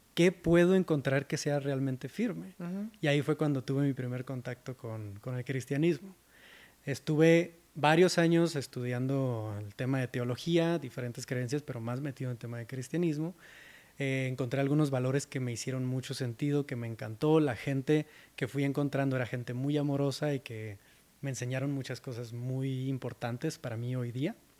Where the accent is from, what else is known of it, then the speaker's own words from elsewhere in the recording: Mexicali, Baja California, Mexico; moved away as an adult; now in Mexico City, Mexico; Yo soy de Mexicali, Baja California, del norte de México, y me mudé a Ciudad de México en 2017.